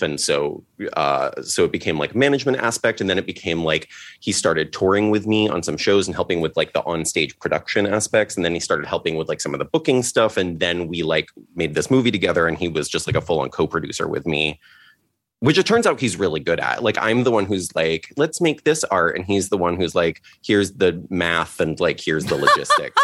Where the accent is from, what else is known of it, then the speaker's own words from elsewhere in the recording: Litchfield, Connecticut, United States; also born or lived in Seattle; now in Los Angeles, United States; I grew up in Litchfield